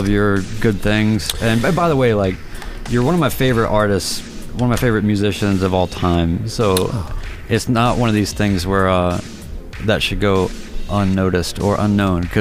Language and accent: English; North Carolina, United States; I'm from North Carolina